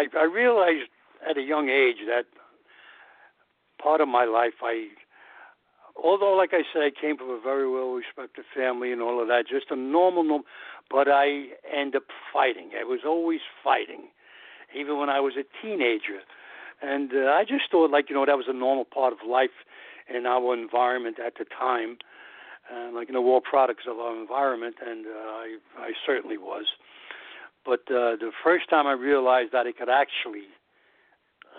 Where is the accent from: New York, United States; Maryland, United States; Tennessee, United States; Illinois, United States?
New York, United States; New York City; growing up in New York. I'm a New Yorker, and I love New York.